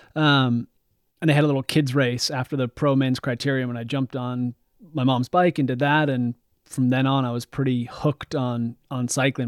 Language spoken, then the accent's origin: English; Bend, Oregon, United States; also born or lived in northern Vermont; now in Vermont, United States; the street I grew up on in Bend, Oregon.